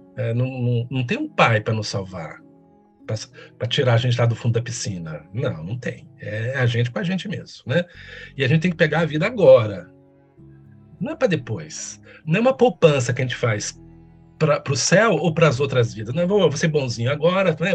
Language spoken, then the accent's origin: Portuguese; Campos Gerais, Minas Gerais, Brazil; na cidade onde eu nasci, aliás, tem que falar o nome dela, senão meus conterrâneos me matam, né? Campos Gerais